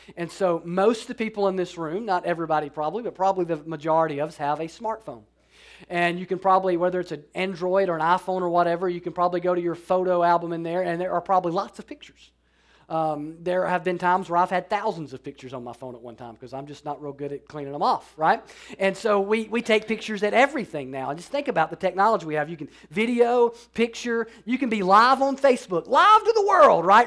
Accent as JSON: {"language": "English", "region": "Alabama", "country": "United States", "said": "I'm from Alabama"}